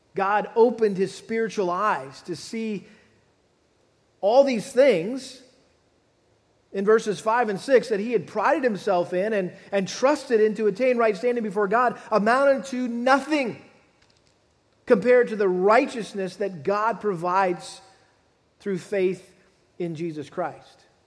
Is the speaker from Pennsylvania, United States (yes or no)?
no; Massachusetts, United States; moved away; as a kid growing up back in, the, back in my home state of Massachusetts.